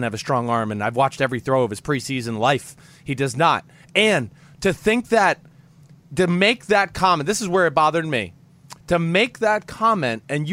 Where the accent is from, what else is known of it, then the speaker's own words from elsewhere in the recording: New Jersey, United States; I'm from New Jersey